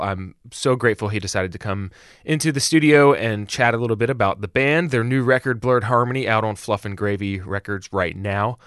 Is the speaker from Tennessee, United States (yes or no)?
no; Atlanta, Georgia, United States; also born or lived in Birmingham; now in Portland, United States; When I was growing up in Atlanta